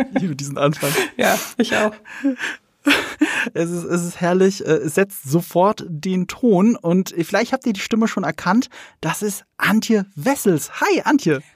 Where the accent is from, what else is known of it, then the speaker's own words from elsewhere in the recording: Rhineland-Palatinate, Germany; moved away; also born or lived in Munich; Ich komme aber aus Rheinland-Pfalz. Aus, und das ist schon ein sehr ländliches Bundesland. Und ich komme auch vom Land. Ich bin äh, in dieser bäuerlichen Umgebung aufgewachsen.